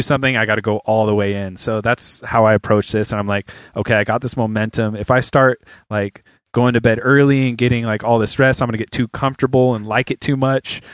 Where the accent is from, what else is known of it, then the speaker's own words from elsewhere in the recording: San Jose, California, United States; moved away as an adult; now in Los Angeles, United States; I'm from the Bay